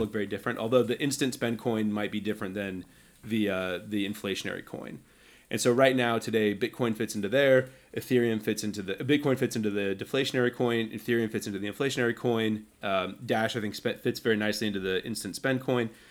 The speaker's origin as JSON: {"language": "English", "country": "United States", "tie": "born or raised there", "said": "I was born in, in, you know, America, and I've lived here my entire life"}